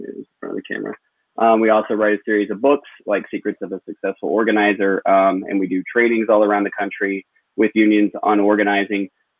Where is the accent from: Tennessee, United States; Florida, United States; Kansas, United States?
Tennessee, United States; Chattanooga; now in Brooklyn, United States; Yeah, so I'm actually originally from Chattanooga, Tennessee. I started to work for Labor Notes about 3.5 years ago, and I now live in Brooklyn, New York.